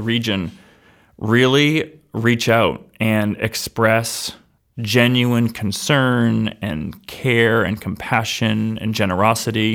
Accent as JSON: {"language": "English", "town": "Somersworth", "region": "New Hampshire", "country": "United States", "tie": "born or raised there", "said": "I, I grew up in Summersworth"}